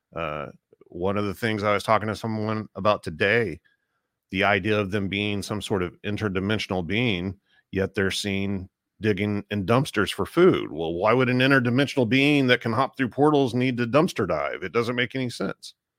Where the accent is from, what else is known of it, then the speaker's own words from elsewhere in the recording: Tulsa, Oklahoma, United States; I grew up in Tulsa, Oklahoma. I still live in the same house I grew up